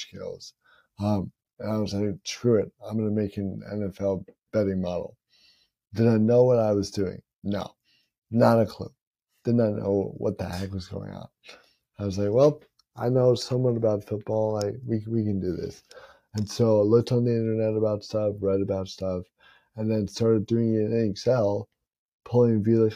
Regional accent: Tampa, Florida, United States; the Lightning play in my hometown

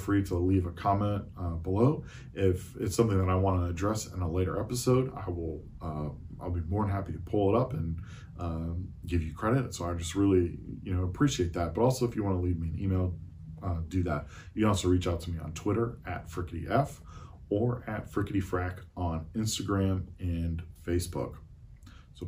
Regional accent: Eastern North Carolina, United States; I'm from Eastern North Carolina.

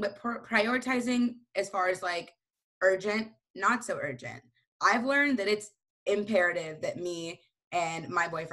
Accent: Houston, Texas, United States; I'm from Houston, Texas

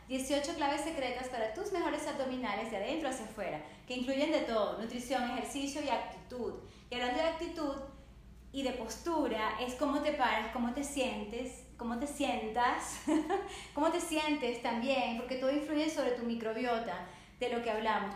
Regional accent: Caracas, Capital District, Venezuela; yo nací en Caracas, Venezuela y amo el español

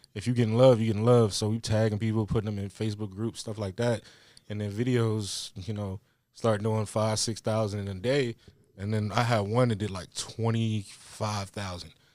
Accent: Louisa, Virginia, United States; moved away as an adult; now in Richmond, United States; I grew up in the country, a place called Louisa, like, not far from here.

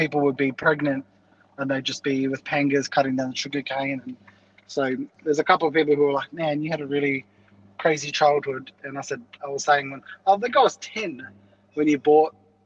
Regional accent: Zululand, Valley of a Thousand Hills, KwaZulu-Natal, South Africa; where we grew up in, in the kingdom of Zululand

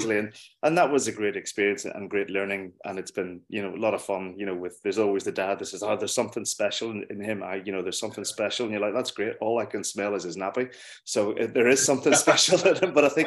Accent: Derry / Belfast, Northern Ireland, United Kingdom; accent: Northern Ireland; moved away as an adult; also born or lived in Wetherby, Yorkshire; now in Northampton, United Kingdom; I was born in Belfast. And then I moved to Londonderry or Derry, depending on what way you want to look at it. when I was a baby and I lived there for the first 9 years of my life with my mum and dad. And then we moved across to Wetherby in Yorkshire with my dad's work in 1987, and then came back

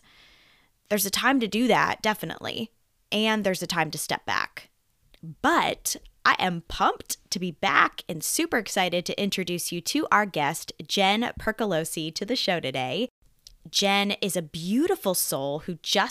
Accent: Lancaster, Pennsylvania, United States; also born or lived in Nashville, Tennessee; my hometown, yes. Lancaster, yes. Pennsylvania

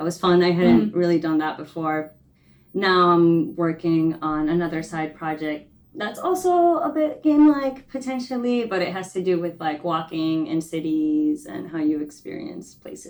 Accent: New York, United States; also born or lived in Ecuador; So I moved to the States to New York when I was 6, mm-hmm. but then I moved back to Ecuador when I was 12.

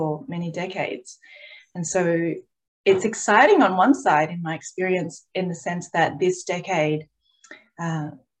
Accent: Australia

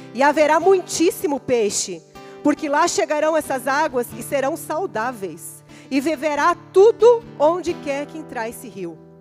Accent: interior of Rio Grande do Sul, Brazil; eu sou do interior do Rio Grande do Sul

